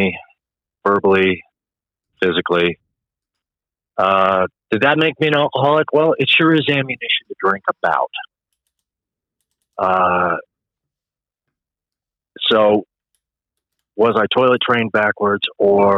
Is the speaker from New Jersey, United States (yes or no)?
no; Phoenix, Arizona, United States; I'm from Phoenix. I grew up out there